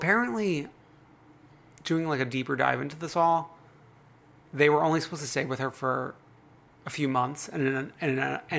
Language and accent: English; New York City, New York, United States; born or raised there